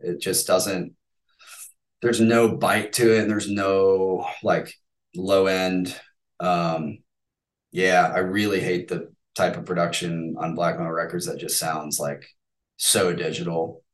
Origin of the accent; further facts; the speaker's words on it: United States; as an American